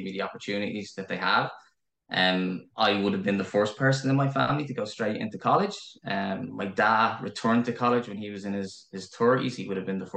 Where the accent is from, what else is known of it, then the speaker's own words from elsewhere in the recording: Dublin, Leinster, Ireland; moved away as an adult; now in Kildare, Ireland; I grew up in Crumlin. So spent the first 26, 27 years of my life in Crumlin